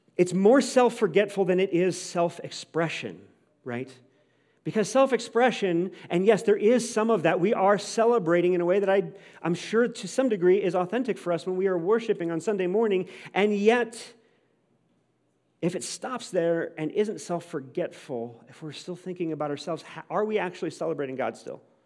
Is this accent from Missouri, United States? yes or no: yes; St. Louis, Missouri, United States; I grew up in Saint Louis